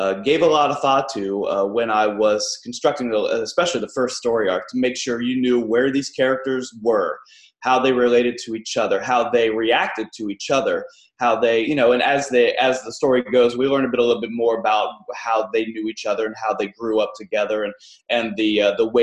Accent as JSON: {"language": "English", "region": "Ohio", "country": "United States", "tie": "born or raised there", "said": "the town where I grew up in Ohio"}